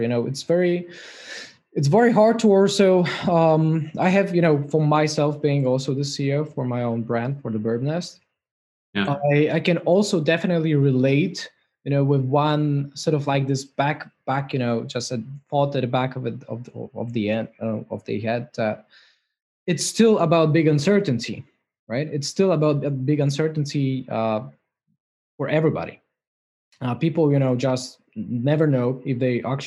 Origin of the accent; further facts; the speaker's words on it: Poland; I'm from myself from Poland, right, which is not far away from Sweden as well